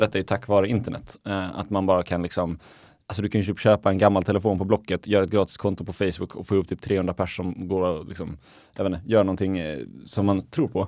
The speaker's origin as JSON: {"language": "Swedish", "town": "Viken", "region": "Skåne", "country": "Sweden", "tie": "born or raised there", "also_born_or_lived": "Helsingborg", "moved": "yes", "said": "hemma i, i Viken där jag, där jag är uppvuxen i Skåne"}